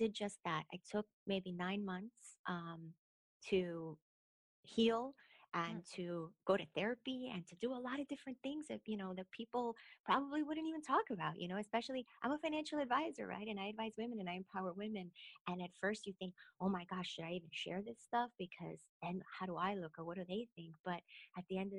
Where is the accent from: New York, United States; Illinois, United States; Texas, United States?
Illinois, United States; Chicago; moved away as an adult; I grew up in the west side of Chicago, Humboldt Park area